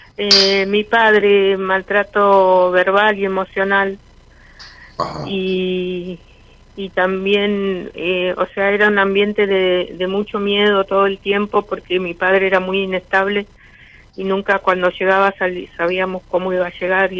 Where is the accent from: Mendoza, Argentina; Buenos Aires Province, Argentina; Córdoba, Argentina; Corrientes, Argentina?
Córdoba, Argentina; Villa María; De Villa María, provincia de Córdoba.